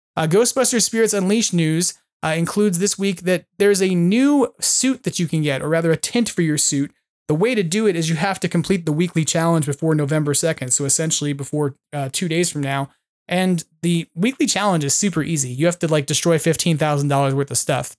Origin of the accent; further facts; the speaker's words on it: Long Island, New York, United States; moved away as an adult; also born or lived in Poughkeepsie, New York; I grew up on Long Island